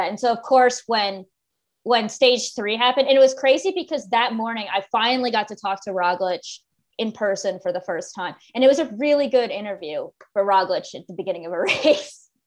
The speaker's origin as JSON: {"language": "English", "country": "United States", "said": "And I'm American and we don't have anything that old."}